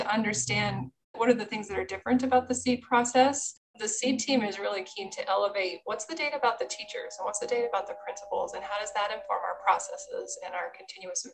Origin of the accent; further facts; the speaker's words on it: Nebraska, United States; we're from Nebraska